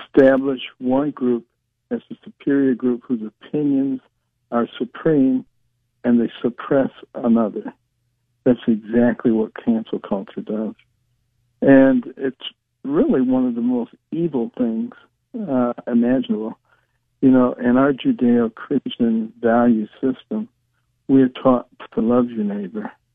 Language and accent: English; Detroit, Michigan, United States; also born or lived in Boston; we moved from Boston back to Detroit